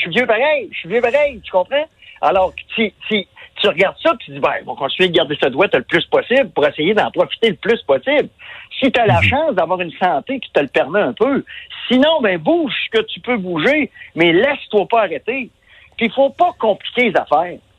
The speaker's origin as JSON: {"language": "French", "region": "Quebec", "country": "Canada", "said": "on est des Québécois, on est, on est des Nordiques"}